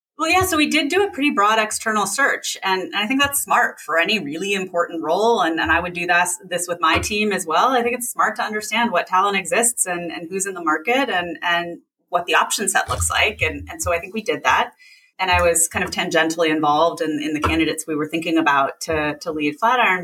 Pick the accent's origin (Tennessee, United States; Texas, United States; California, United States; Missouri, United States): California, United States; a town an hour south of San Francisco, West Coast; I grew up on the West Coast uh, in in a town uh, an hour south of San Francisco